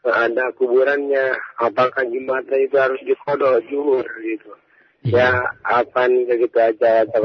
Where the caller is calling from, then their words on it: Jonggol, West Java, Indonesia; Eh, dari Jonggol Pak